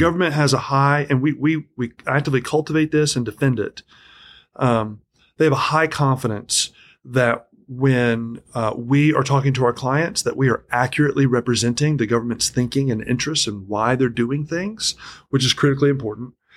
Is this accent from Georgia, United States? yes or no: yes; Atlanta, Georgia, United States; moved away as an adult; also born or lived in Tennessee; a lot of my growing up period was split between, um, largely Atlanta, Georgia, and then my dad was in the military, so wherever, wherever dad was, I would